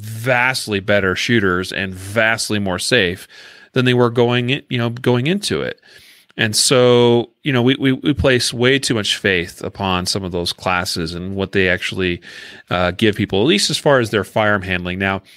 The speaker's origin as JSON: {"language": "English", "region": "Idaho", "country": "United States", "tie": "born or raised there", "said": "I remember when Idaho passed their constitutional carry law, and since that's my home state, you know, where I grew up, I got a lot of family and friends there"}